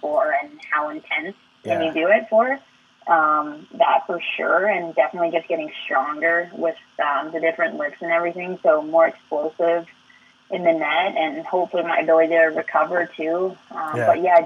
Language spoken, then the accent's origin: English; Waterford, Ontario, Canada; now in Brantford, Canada; growing up in Waterford